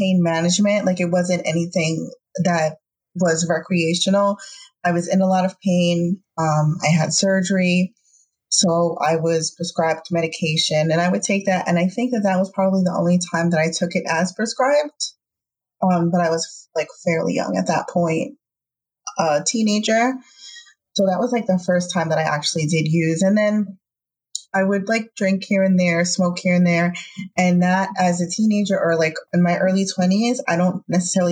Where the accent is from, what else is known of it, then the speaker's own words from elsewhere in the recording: New York, United States; I'm from New York